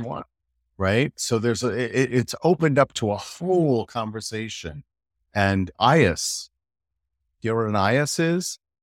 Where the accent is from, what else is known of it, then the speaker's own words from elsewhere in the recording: United States; moved away as an adult; also born or lived in United Kingdom; now in Europe; as an American